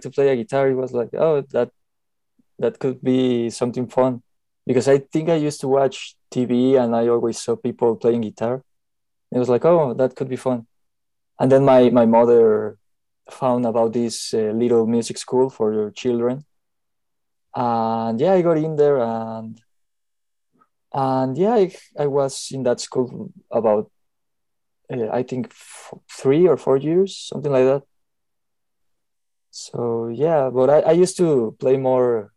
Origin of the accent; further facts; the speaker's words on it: Mexico City, Mexico; moved away as an adult; I'm from Mexico, Mexico City